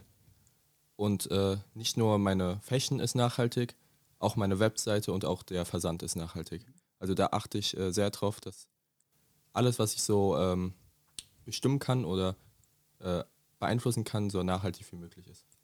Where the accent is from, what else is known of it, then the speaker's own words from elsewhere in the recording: Dietzenbach, Hesse, Germany; Ich komme aus Dietzenbach